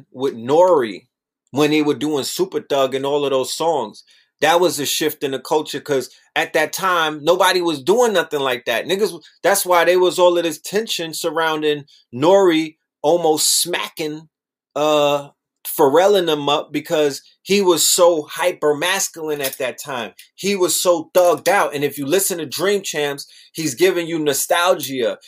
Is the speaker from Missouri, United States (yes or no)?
no; New York City, New York, United States; I'm from Brooklyn